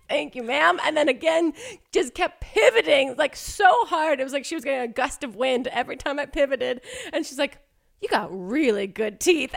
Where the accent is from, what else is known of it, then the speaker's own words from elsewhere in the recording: New Jersey, United States; now in Los Angeles, United States; I'm from Jersey